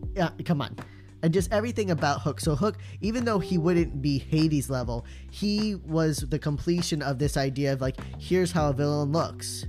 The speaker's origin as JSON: {"language": "English", "region": "Indiana", "country": "United States", "said": "we're from it"}